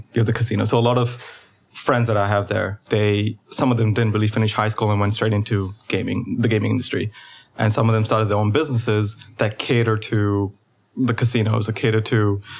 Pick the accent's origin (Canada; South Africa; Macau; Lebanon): Macau; moved away as an adult; also born or lived in India / Oregon, United States; now in Hong Kong; I moved here from Macau where I grew up